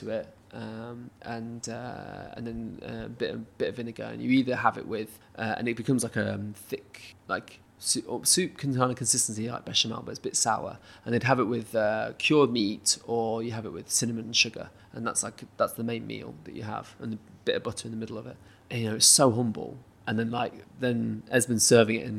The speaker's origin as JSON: {"language": "English", "country": "United Kingdom", "said": "as a British person"}